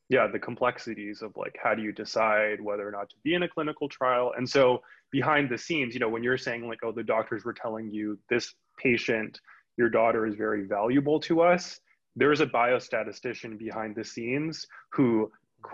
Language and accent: English; Union City, California, United States; moved away as an adult; also born or lived in Providence, Rhode Island; I moved back to where I grew up. I grew up in Union City